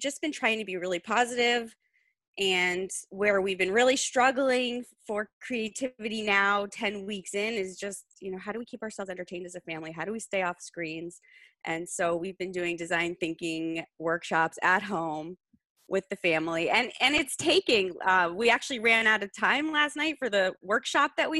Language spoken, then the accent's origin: English; Boston, Massachusetts, United States; as a Bostonian